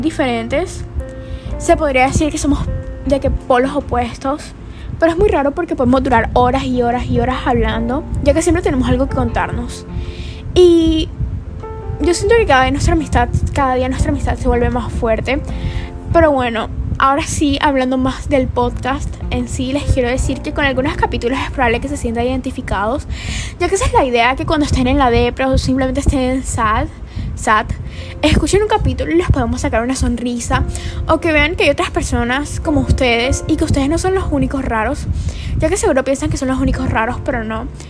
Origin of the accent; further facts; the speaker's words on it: Colombia; Soy de Colombia